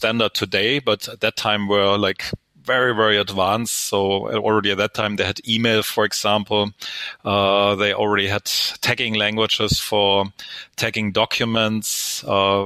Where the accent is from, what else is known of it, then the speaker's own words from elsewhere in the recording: Stuttgart, Baden-Württemberg, Germany; English is a second language; also born or lived in United States; I'm originally from Stuttgart, Germany